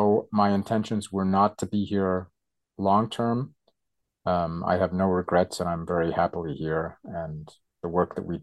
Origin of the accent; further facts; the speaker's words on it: United States; moved away as an adult; now in Germany; I come from America, but I've been living in Germany much longer than I lived in the States